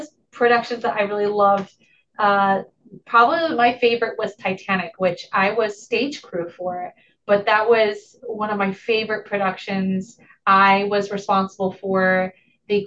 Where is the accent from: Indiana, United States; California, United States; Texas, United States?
Indiana, United States; Kendallville; moved away; I went to East Noble High School in Kendallville, Indiana, which is Noble County.